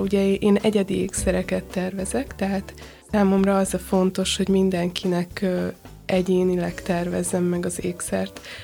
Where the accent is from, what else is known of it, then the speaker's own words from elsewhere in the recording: Hungary; also born or lived in London; magyar vagyok, Magyarországon dolgozom